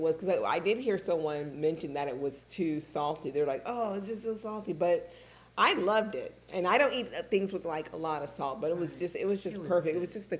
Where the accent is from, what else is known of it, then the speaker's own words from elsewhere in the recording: California, United States; now in North Carolina, United States; I'm from Cali.